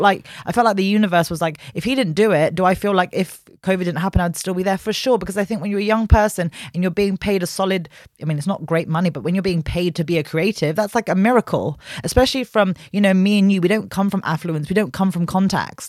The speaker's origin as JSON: {"language": "English", "region": "London", "country": "United Kingdom", "tie": "born or raised there", "said": "born and raised in West London"}